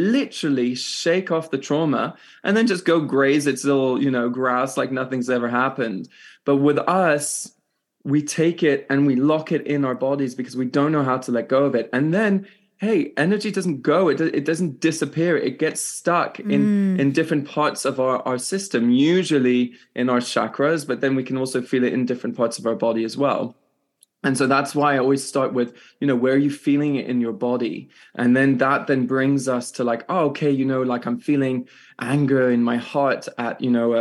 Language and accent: English; France; also born or lived in Switzerland; I'm Irish, British and Canadian, born in Switzerland and grew up in France.